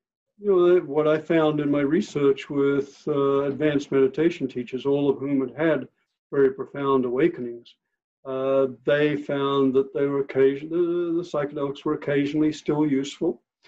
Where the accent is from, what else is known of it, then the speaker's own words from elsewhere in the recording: Australia; I came from Australia and was a hardcore neuroscientist at that time